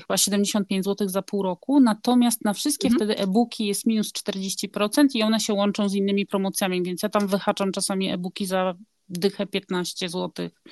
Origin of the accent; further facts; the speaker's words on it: Gdynia, Pomeranian Voivodeship, Poland; moved away as an adult; also born or lived in Rzeszów, Poland; now in Bergen, Norway; ja jestem z Gdyni